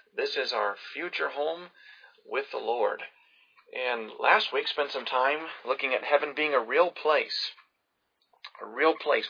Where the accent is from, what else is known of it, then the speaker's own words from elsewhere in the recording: Pensacola, Florida, United States; I grew up in Pensacola